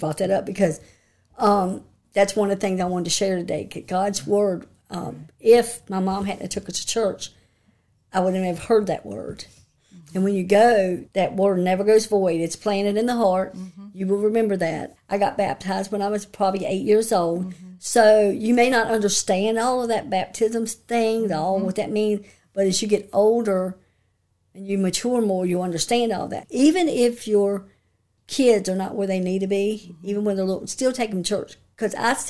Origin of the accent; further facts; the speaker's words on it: Elkton, Virginia, United States; I grew up in Elkton, Virginia all my life